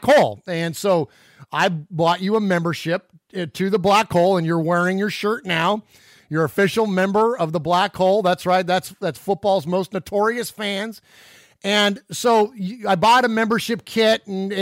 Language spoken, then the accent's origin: English; San Jose, California, United States; We grew up in the South Bay. We grew up in San Jose